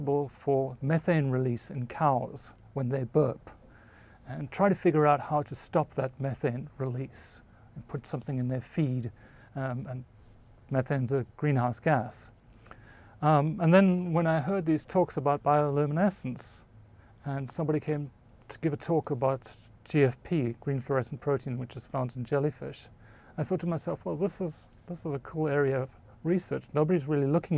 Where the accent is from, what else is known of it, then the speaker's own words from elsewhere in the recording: South Africa; moved away; I grew up in South Africa, right in the middle of the country